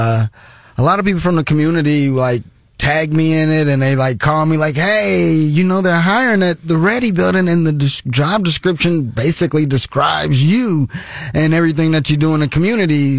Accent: Columbia, Missouri, United States; Born and raised in Columbia, Missouri. Love the hometown

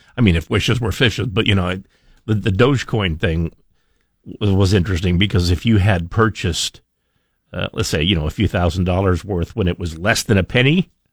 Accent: Twin Falls, Idaho, United States; I grew up in Twin Falls where the wind blows every day

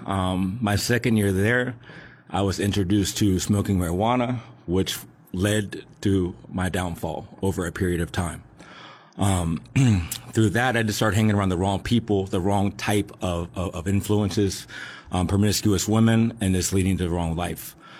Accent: Alexandria, Virginia, United States; I grew up in Alexandria, Virginia

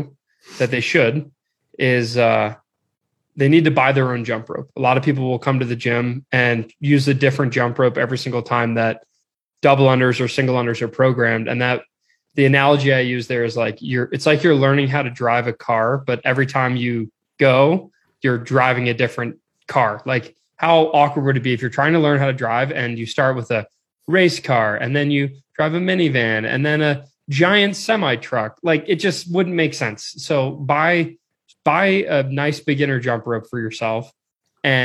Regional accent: Maryland, United States; I'm from Maryland.

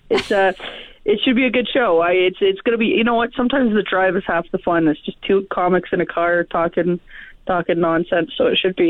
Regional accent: Calgary, Alberta, Canada; I'm from Calgary, actually, yeah.

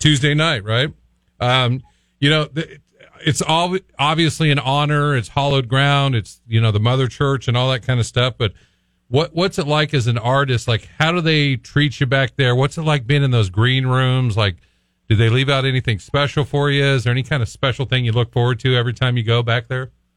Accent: Central Illinois, United States; moved away; in Central Illinois, it's the same thing people grow up, they move out, they don't come back

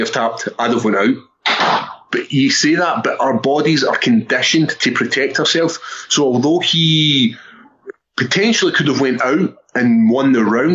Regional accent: Airdrie, Scotland, United Kingdom; being Scottish

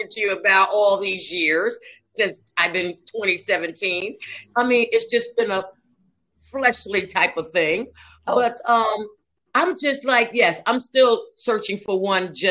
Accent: Mount Vernon, United States; also born or lived in Stamford; From Mount Vernon, you know, you remember I'm from Mount Vernon

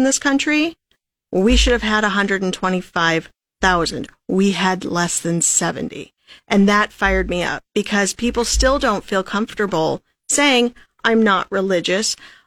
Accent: North Dakota, United States; we're from North Dakota

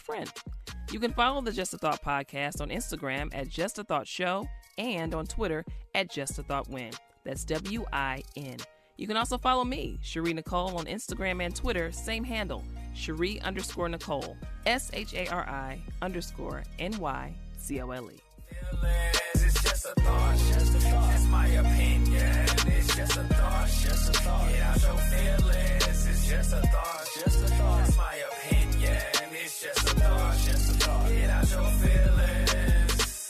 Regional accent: Chicago, Illinois, United States; moved away; my hometown of Chicago

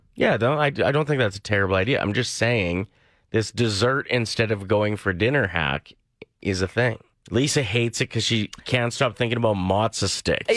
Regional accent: near Neilburg, Saskatchewan, Canada; moved away; Nielburg, a town near my hometown.

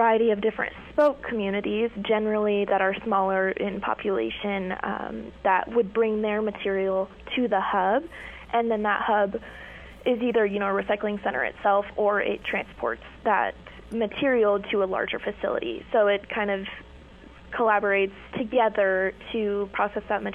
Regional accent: Ogallala, Nebraska, United States; I'm from Ogallala, so rural Nebraska, and I'm not foreign to the hunting and fishing aspect of life

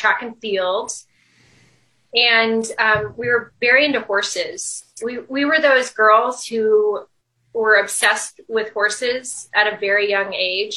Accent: Lincoln, Nebraska, United States; moved away as an adult; I grew up here my entire childhood

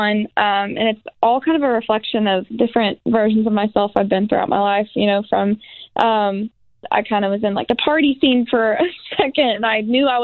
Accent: Columbia, Missouri, United States; moved away as an adult; I was born in Columbia at Boone Hospital. I was there my first 18 years of my life

